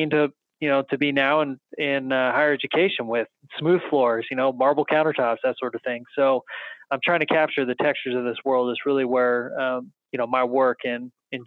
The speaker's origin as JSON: {"language": "English", "town": "Salinas", "region": "California", "country": "United States", "tie": "born or raised there", "said": "I grew up in Salinas, California"}